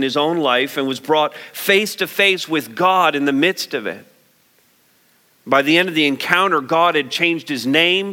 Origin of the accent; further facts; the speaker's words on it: Montreal, Quebec, Canada; moved away; also born or lived in London, Ontario / St. Thomas, Ontario; I might say I'm Canadian. I might say that I was born in Montreal. I might say I went to school in London. I might say I lived in St. Thomas for 20-some years.